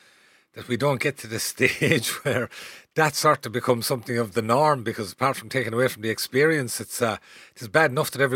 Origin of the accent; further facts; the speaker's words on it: Cahersiveen, Munster, Ireland; moved away; I grew up there in Carsaveen myself